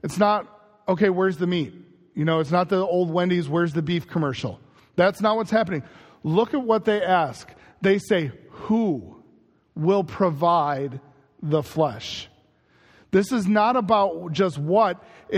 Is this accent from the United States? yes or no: yes; Chicago, Illinois, United States; moved away; growing up in Chicago